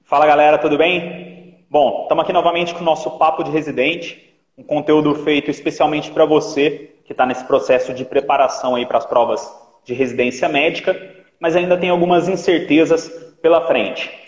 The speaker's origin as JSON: {"language": "Portuguese", "region": "Minas Gerais", "country": "Brazil", "also_born_or_lived": "Rio de Janeiro", "moved": "yes", "lives_now": "São Paulo, Brazil", "said": "eu vim do Rio também para cá, eu sou de Minas, mas eu vim do Rio para cá."}